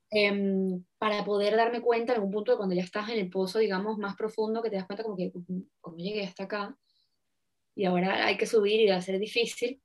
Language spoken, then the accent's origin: Spanish; Venezuela; en Venezuela, en mi país